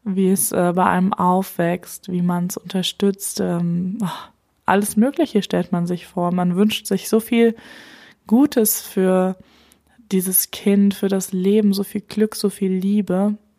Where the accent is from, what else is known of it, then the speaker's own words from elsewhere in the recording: Germany; hier bei uns in Deutschland